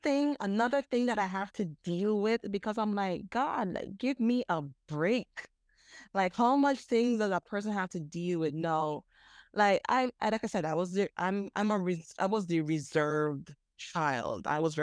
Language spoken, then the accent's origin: English; Jamaica; now in Virgin Islands; And I had to move back to my home country, the Virgin Islands. So dealing with, okay, growing up in Jamaica, and now I'm moving back to the Virgin Islands